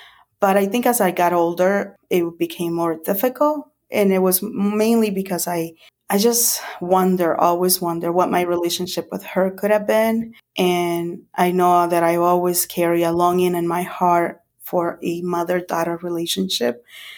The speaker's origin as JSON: {"language": "English", "country": "El Salvador", "tie": "born there", "said": "Well, I was born in 1974 in El Salvador. In the early 80s, my mom and dad, they separated. So I lived with my mom and my two brothers."}